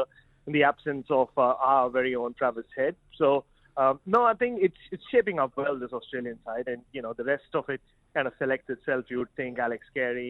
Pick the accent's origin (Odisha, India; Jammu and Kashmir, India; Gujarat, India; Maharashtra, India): Maharashtra, India; Mumbai; I'm in my ancestral land, though I hail from Mumbai. My parents originally hail from Chennai.